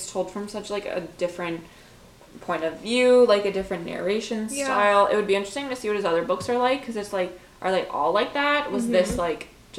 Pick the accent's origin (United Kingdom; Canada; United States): Canada; we're Canadian